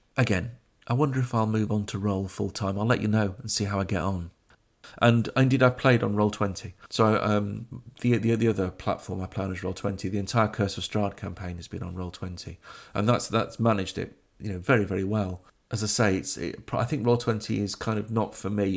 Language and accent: English; Sheffield, Yorkshire and the Humber, United Kingdom; Crooks being a, a, a district in my hometown of Sheffield